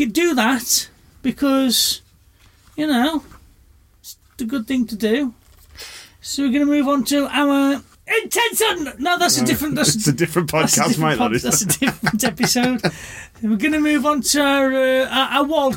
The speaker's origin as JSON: {"language": "English", "town": "Birmingham", "region": "West Midlands", "country": "United Kingdom", "said": "from Birmingham"}